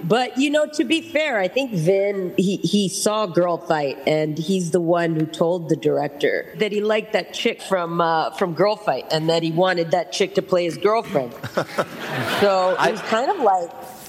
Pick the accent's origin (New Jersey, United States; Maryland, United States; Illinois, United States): New Jersey, United States; accent: New York / Jersey; my New York accent or my Jersey accent